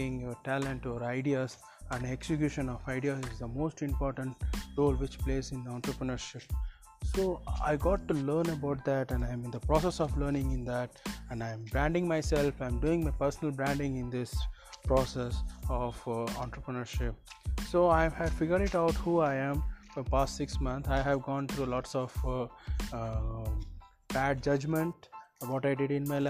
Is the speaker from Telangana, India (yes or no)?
yes; Hyderabad, Telangana, India; I am from Hyderabad